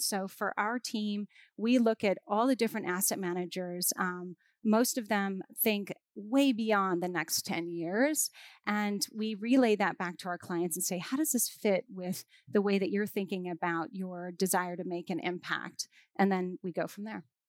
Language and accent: English; Hawaii, United States; I'm from Hawaii, so we live in an island